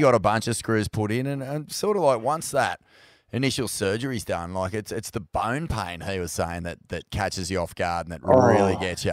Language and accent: English; Australia; we're as Aussie surf fans